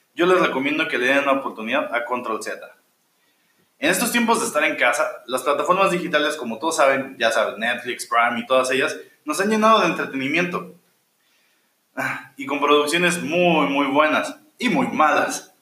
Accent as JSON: {"language": "Spanish", "country": "Mexico", "said": "nosotros como mexicanos"}